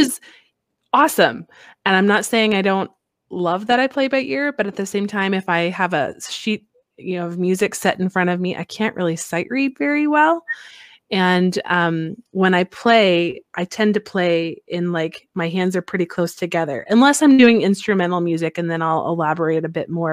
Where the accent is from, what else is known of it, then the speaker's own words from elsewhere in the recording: Midwest, United States; now in Alaska, United States; growing up in the Midwest there